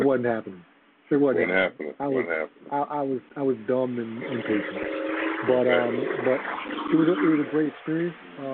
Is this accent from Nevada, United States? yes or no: yes; Las Vegas, Nevada, United States; moved away as an adult; also born or lived in Queens, New York / Austria; now in Germany; I was born in Queens, but we moved to Vegas when I was 5